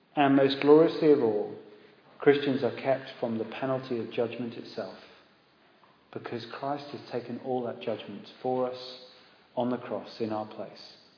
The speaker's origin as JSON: {"language": "English", "town": "Exeter", "region": "South West England", "country": "United Kingdom", "tie": "born or raised there", "said": "we grew up in Devon in Exeter"}